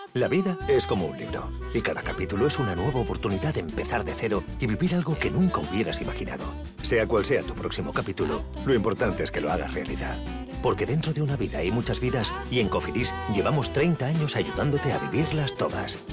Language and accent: Spanish; Huelva, Andalusia, Spain; el de Huelva de mi tierra